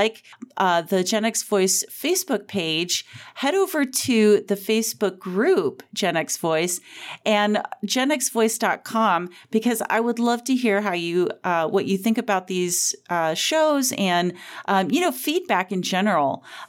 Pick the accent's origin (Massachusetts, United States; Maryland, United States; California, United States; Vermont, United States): California, United States; Joshua Tree; now in Arizona, United States; the desert I grew up in was a lot of retired people, so it wasn't snowbirds. They were 100% living there, like retired from LA usually and moved to Joshua Tree.